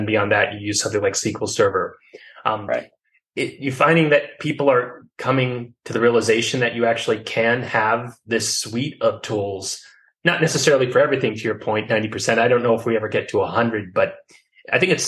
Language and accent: English; New Jersey, United States; moved away; also born or lived in Arizona; I grew up in Jersey